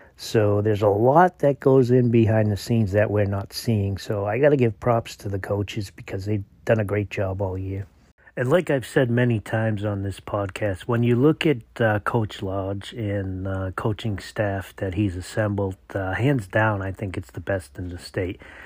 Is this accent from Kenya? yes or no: no; Massachusetts, United States; moved away; committing to my home state where I was born and raised, uh, the UMass Minutemen